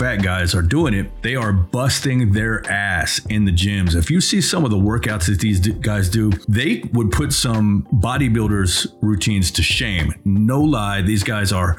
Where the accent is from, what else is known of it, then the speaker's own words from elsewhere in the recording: United States; as an American looking from the outside